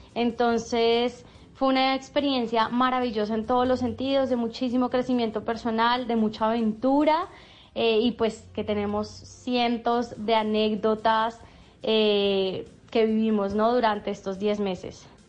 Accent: Colombia; nosotros como emprendedores colombianos

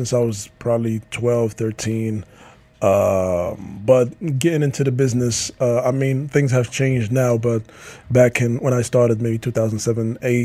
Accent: Casablanca, Casablanca-Settat, Morocco; the streets where I grew up in Casablanca

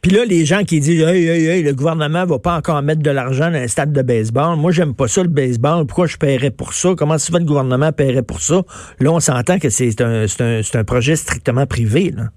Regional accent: Montreal, Quebec, Canada; chez nous à Montréal

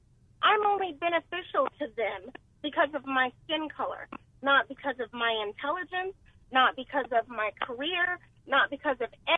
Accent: Alabama, United States; I'm from Alabama. My family is from Alabama, the heart of civil rights.

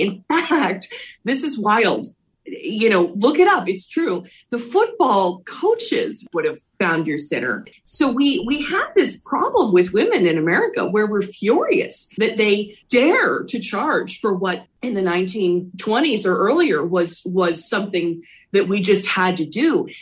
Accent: Philadelphia, Pennsylvania, United States; I grew up in Philly.

